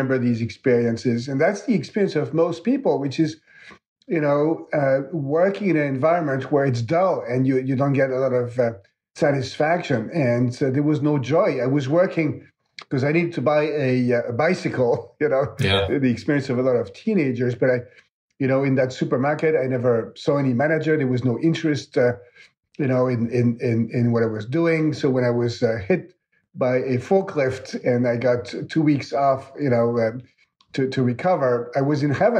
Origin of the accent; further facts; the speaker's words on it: Lorraine, Grand Est, France; moved away; I grew up in France, in Lorraine, so close to the German border.